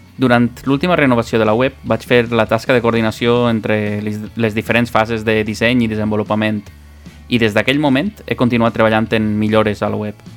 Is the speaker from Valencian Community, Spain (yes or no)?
yes; Benissa, Valencian Community, Spain; moved away as an adult; also born or lived in Alicante; now in Barcelona, Spain; sóc de Benissa, poble de la Marina Alta